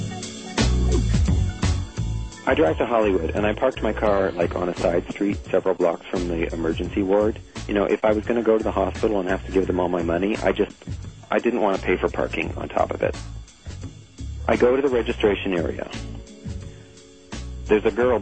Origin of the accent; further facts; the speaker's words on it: Canada; I'm from Canada